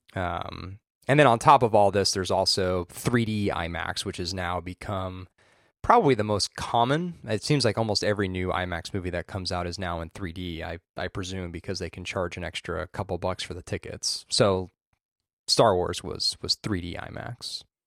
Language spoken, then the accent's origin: English; Orange County, California, United States; I grew up in Orange County